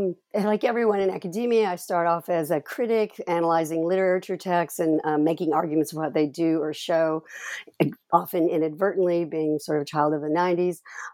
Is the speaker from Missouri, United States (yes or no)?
no; Texas, United States; I'm originally from Texas. So this whole multicultural Texas, US-Mexico border was resonant.